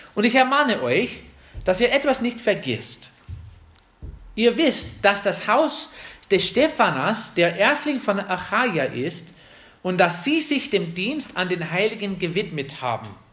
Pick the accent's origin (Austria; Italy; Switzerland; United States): United States; German is a second language; now in Germany; uns als Amerikaner